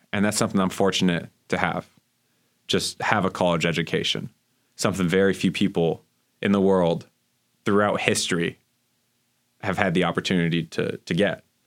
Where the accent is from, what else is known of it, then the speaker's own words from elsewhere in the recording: Miami, Florida, United States; moved away as an adult; in my hometown in Miami